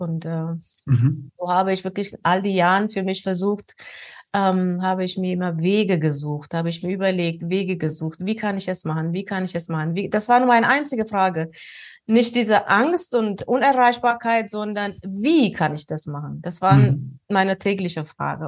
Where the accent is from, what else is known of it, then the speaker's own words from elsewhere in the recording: Ethiopia; moved away; Ich bin, ähm, aus Ostafrika, in Äthiopien bin ich geboren